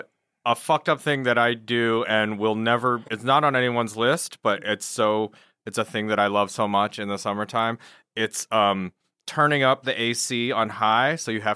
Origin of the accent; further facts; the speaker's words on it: Michigan, United States; I'm from Michigan